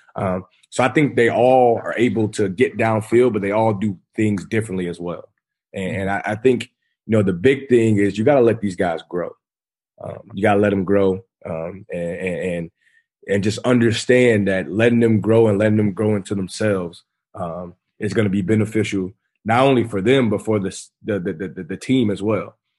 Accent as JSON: {"language": "English", "town": "Kirkwood", "region": "Missouri", "country": "United States", "tie": "born or raised there", "said": "I'm back at home in my hometown. Uh, I'm coaching the high school I went to."}